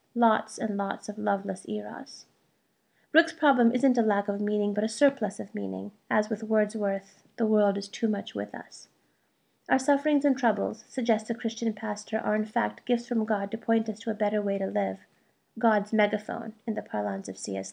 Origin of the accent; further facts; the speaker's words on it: United States; first language Malayalam; English is a second language; also born or lived in India; Though my parents immigrated to the United States when I was an infant, they insisted we speak Malayalam at home, so I grew up bilingual.